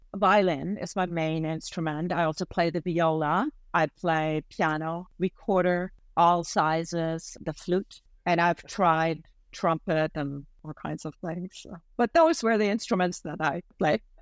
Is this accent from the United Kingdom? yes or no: no; Germany; moved away as an adult; now in Canada; One of the family traditions that I really have missed is that in the area I grew up in May would be the time for white asparagus